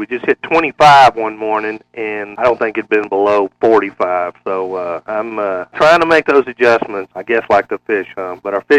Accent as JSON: {"language": "English", "town": "Dallas", "region": "Texas", "country": "United States", "tie": "born or raised there", "said": "I grew up around Dallas"}